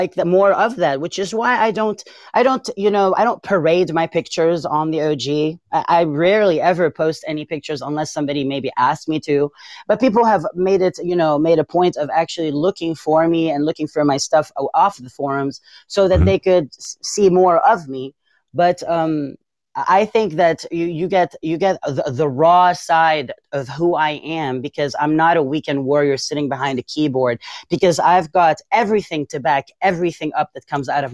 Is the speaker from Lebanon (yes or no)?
yes; Beirut, Beirut Governorate, Lebanon; English is a second language; moved away as an adult; now in United States; born and raised in Beirut. Raised in Beirut.